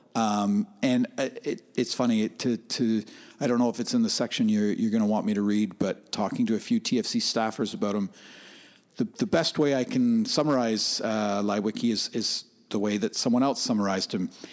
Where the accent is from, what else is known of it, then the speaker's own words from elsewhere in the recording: Oshawa, Ontario, Canada; I grew up on the fringes of, I grew up in Oshawa